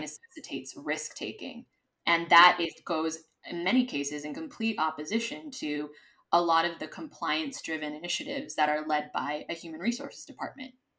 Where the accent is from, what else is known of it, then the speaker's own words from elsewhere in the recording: Los Angeles, California, United States; moved away as an adult; now in Madrid, Spain; I am originally from Los Angeles, California